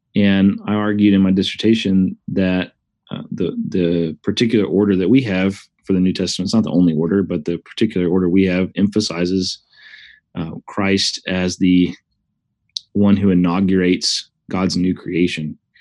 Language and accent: English; Huntsville, Alabama, United States; moved away as an adult; also born or lived in Wake Forest, North Carolina; now in Oklahoma, United States; we're both from Huntsville, Alabama. Uh, we met in high school